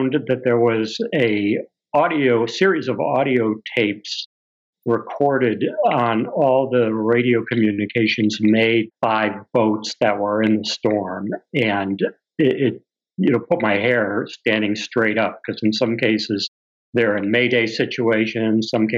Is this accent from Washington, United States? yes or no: no; Massachusetts, United States; also born or lived in Florida / Vermont; I'm from Massachusetts.